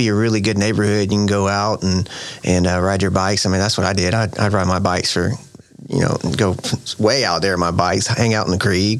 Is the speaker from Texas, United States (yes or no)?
yes; Fort Worth, Texas, United States; I'm originally from Fort Worth, still live in Fort Worth, born and raised, Fort Worth, Texas